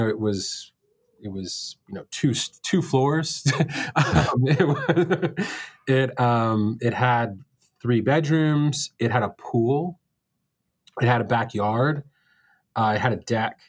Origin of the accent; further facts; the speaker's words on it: New York City, New York, United States; I was born in Brooklyn in 1982